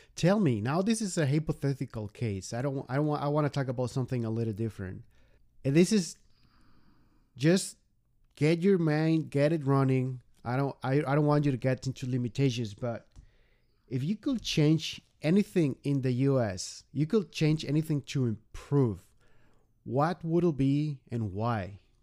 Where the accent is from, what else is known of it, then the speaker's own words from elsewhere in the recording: Mexico; moved away as an adult; now in United States; been almost three years in the U.S. and we remember when we were back in Mexico